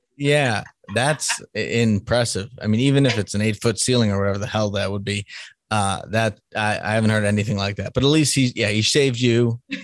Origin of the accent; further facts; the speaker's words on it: Salem, Massachusetts, United States; moved away; I'm from Salem, Massachusetts originally, so which is the witch city.